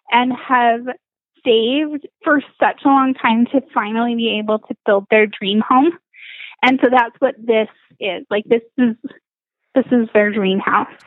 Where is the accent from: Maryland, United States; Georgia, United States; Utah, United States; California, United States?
Utah, United States; Salt Lake City; now in St. George, United States; I grew up in Salt Lake